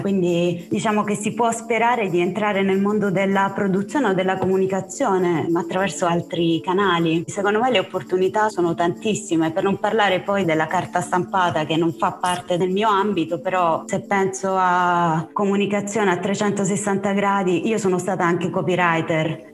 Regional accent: Apulia, Italy; now in Rome, Italy; io non sono romana, io sono cresciuta in Puglia, in una città di provincia, e io son dovuta venire a Roma

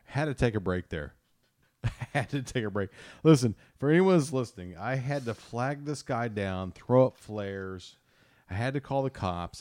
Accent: Kansas City, United States; I'm a Royals fan 'cause I grew up in Kansas City

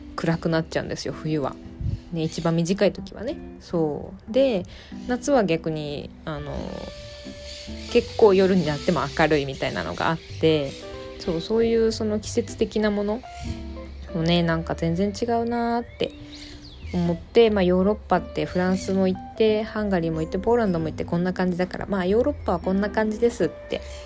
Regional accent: Japan; moved away as an adult; also born or lived in Philippines / France / Hungary / Poland; now in Spain; 生まれと育ちは日本

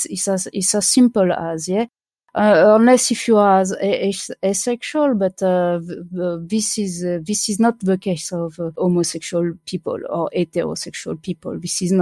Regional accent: France; born there; I was born in France where at the moment where it stopped being illegal, kind of, yeah.

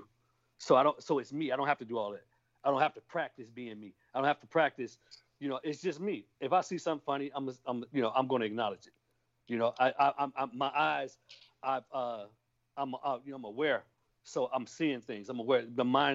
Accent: Kankakee, Illinois, United States; moved away as an adult; now in Texas, United States; I'm from a small town called Kankakee, Illinois

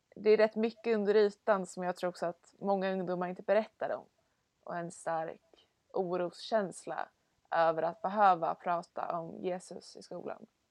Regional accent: Stockholm, Stockholm County, Sweden; jag kommer från Stockholm

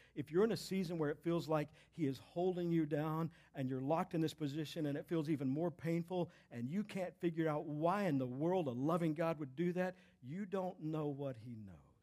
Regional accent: Texas, United States; I'm from Texas

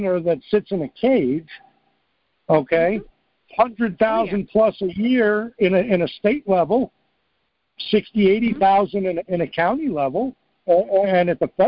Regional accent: New York, United States; moved away; also born or lived in Missoula, Montana; I grew up in New York.

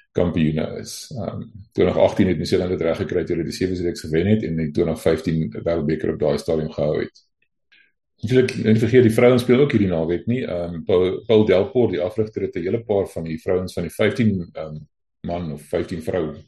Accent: South Africa; ons hier as Afrikaners

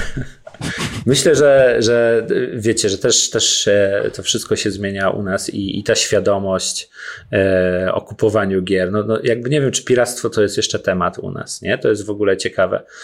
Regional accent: Włoszczowa, Świętokrzyskie Voivodeship, Poland; moved away; jestem z Włoszczowy, bardzo lubię tam wracać

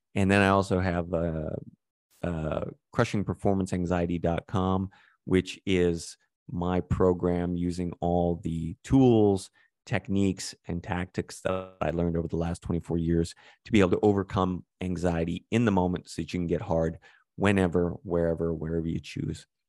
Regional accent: Calgary, Alberta, Canada; growing up in Calgary

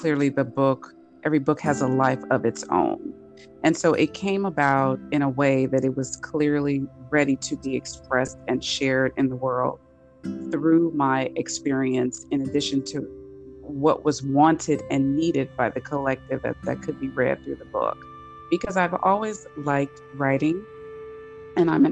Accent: Los Angeles, California, United States; moved away; I am originally from California, from Los Angeles

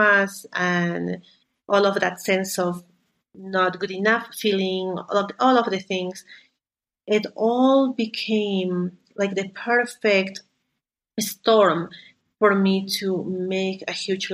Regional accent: Lima, Peru; moved away; also born or lived in Canada; I am from Peru. I grew up in Lima

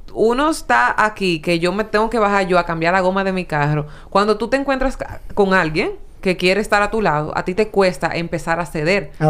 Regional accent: San Pedro de Macorís, Dominican Republic; yo soy de San Pedro

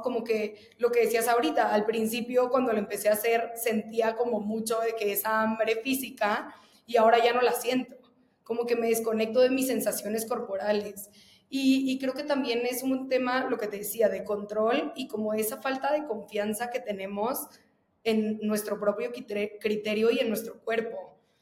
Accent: Veracruz, Mexico; moved away; yo soy de Veracruz y, justo como que creo que el ambiente en el que yo crecí y en el que viví prácticamente, la, bueno, más de la mitad de mi vida

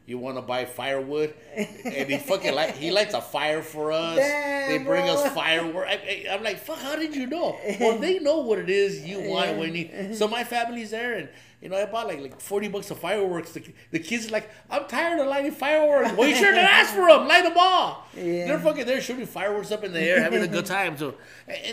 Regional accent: Covina, California, United States; I'm from Covina

